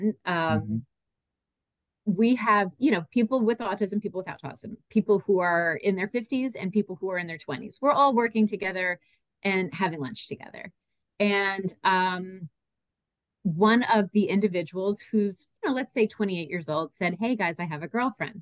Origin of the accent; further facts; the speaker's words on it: Franklin Lakes, New Jersey, United States; also born or lived in North Carolina; I grew up in Bergen County, New Jersey, in Franklin Lakes